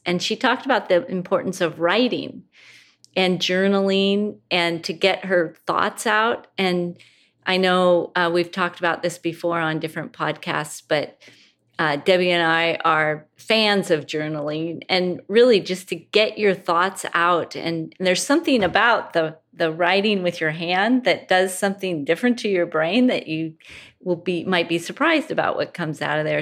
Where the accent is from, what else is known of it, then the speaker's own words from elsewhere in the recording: Pacific Northwest, United States; I'm from the Pacific Northwest